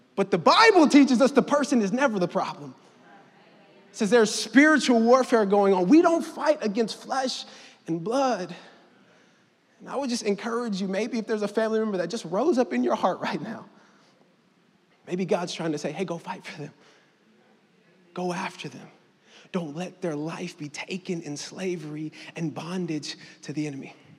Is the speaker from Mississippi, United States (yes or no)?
yes; Mississippi, United States; me and my family, moved to Mississippi when I was seven